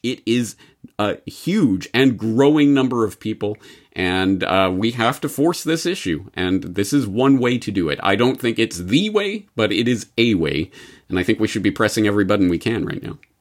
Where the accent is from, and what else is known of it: Canada